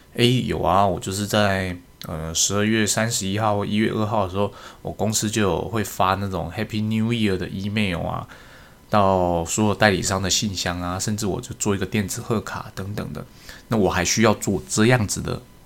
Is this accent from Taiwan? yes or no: yes; Taiwan; 我们台湾人过农历年